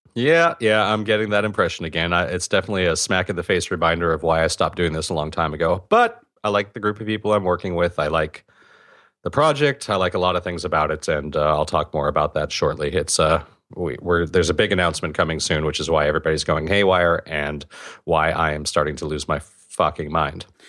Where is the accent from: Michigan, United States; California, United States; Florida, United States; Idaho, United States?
California, United States; even I do it as a Californian.